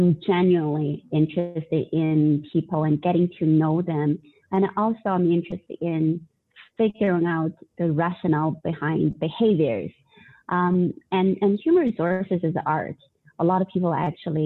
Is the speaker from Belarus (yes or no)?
no; Northeast China, China; moved away as an adult; now in Canada; I was born and raised in China. My hometown is actually in northeast of China, close to Russia